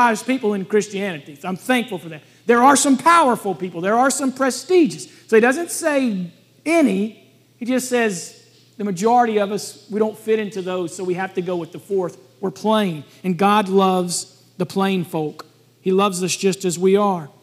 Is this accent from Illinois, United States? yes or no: no; Alabama, United States; I'm from Alabama.